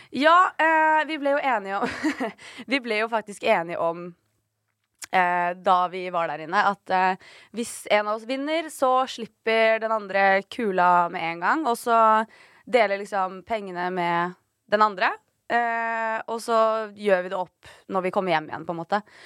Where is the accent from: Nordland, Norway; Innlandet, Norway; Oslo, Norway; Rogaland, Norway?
Oslo, Norway; Mamma og pappa bodde på Torshov. Eh, og så flytta de til Ammerud. Og så bodde vi der til jeg gikk i tredje klasse på barneskolen. Og så flytta, til, så flytta mamma til Stovner